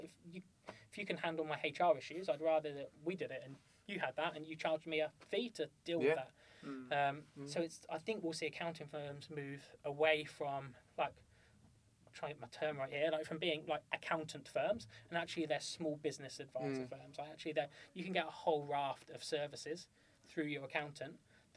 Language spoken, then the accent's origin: English; United Kingdom; we're British